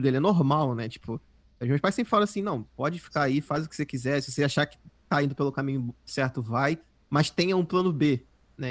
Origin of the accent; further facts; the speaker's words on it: Rio de Janeiro, Brazil; also born or lived in Southeast Brazil; eu sou do Rio, eu sou do Rio